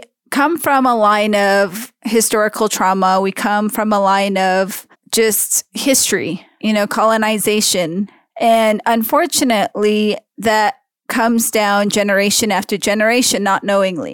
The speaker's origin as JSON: {"language": "English", "area": "Diné", "region": "Navajo Nation", "country": "United States", "said": "As a Diné woman"}